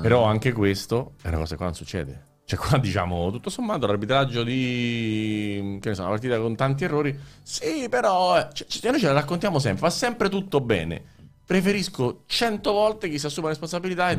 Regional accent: Rome, Lazio, Italy; io vengo da Roma, l'ho vissuta a Roma

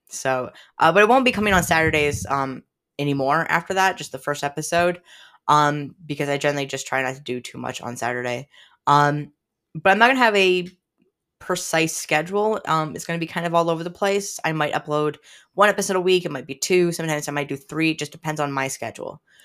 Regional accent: United States; I grew up right on Lake Champlain for a very good chunk of my life

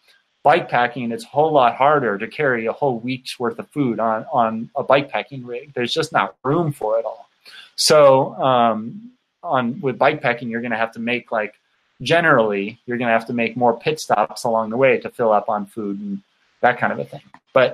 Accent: California, United States; moved away as an adult; now in Utah, United States; Because I'm from the United States. I grew up in Southern California. When I was 22 or something like that, I moved to Utah on my own

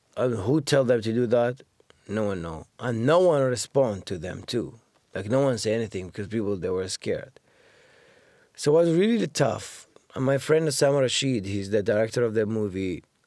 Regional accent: Baghdad, Baghdad Governorate, Iraq; English is a second language; moved away as an adult; now in Canada; I grew up in Baghdad

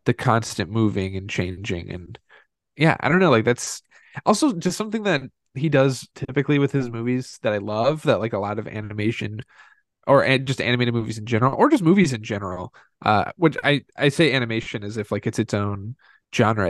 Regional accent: Indiana, United States; growing up in Indiana

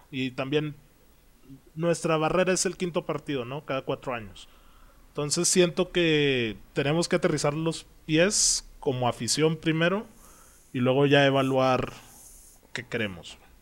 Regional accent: Mexico; como afición mexicana

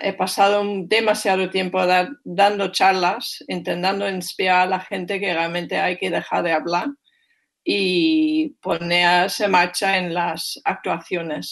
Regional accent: Germany; Spanish is a second language; moved away; soy alemana y soy bastante directa

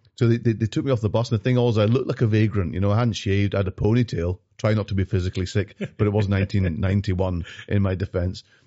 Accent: Glasgow, Scotland, United Kingdom; also born or lived in London; I grew up in North Glasgow

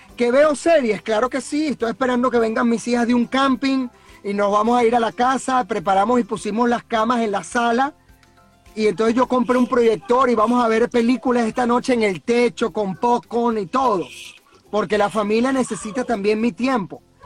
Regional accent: Venezuela; moved away as an adult; la mayoría que estamos aquí somos venezolanos

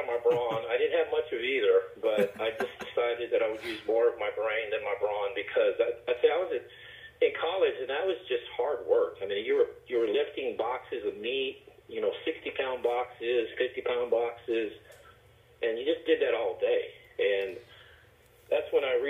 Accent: San Antonio, Texas, United States; I grew up in San Antonio

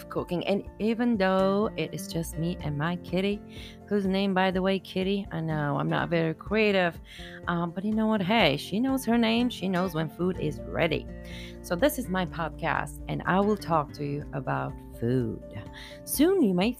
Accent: Bulgaria; I am from Bulgaria and during my childhood, we were in socialism

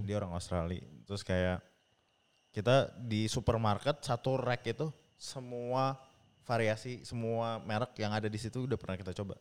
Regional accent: Indonesia; moved away; saya ya Indonesia orang Indonesia

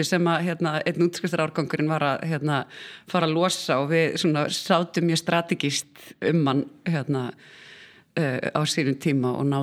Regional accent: Iceland; also born or lived in Sweden; ég átti bara mjög góð æsku ár og hérna ólst upp fyrstu sexarni í Svíþjóð þar sem að Fóreldrar mínir voru uh, við nám

